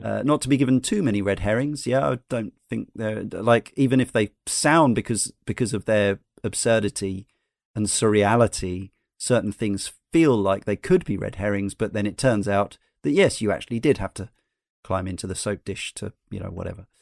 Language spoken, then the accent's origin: English; United States; now in United Kingdom; being in Britain as an American